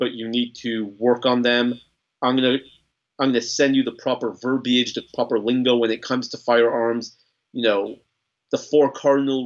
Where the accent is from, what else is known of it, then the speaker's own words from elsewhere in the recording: Los Angeles, California, United States; moved away as an adult; now in Texas, United States; I grew up in Los Angeles, right? Don't hold it against me. I've been an adopted Texan for 6 years now, but I lived in LA for 30 years